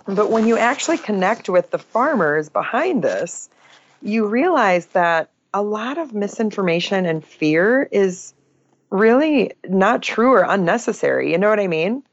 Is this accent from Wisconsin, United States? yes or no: yes; Oshkosh, Wisconsin, United States; now in Northeast Iowa, United States; so I grew up in Wisconsin. Oshkosh, Wisconsin is my hometown